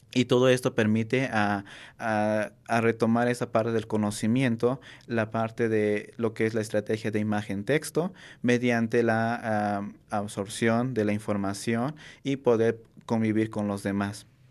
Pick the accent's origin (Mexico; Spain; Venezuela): Mexico; Cuetzalan del Progreso, Puebla; first language Nahuatl; Spanish is a second language; now in Puebla, Mexico; soy nativo, soy originario de un pequeño pueblo que se llama Milán, perteneciente al municipio de Cuetzalan del Progreso Puebla